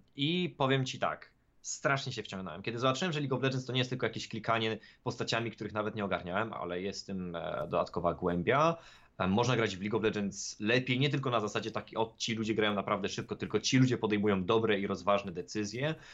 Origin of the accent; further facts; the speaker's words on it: Sieradz, Łódź Voivodeship, Poland; moved away; mojego rodzinnego miasta, w którym wtedy oczywiście żyłem